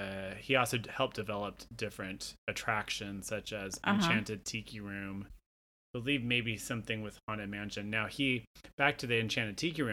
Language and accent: English; Portland, Oregon, United States; my hometown, Portland, Oregon.